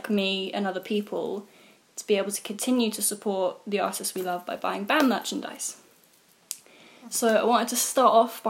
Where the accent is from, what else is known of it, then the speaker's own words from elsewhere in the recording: Jersey; moved away; I grew up in Jersey.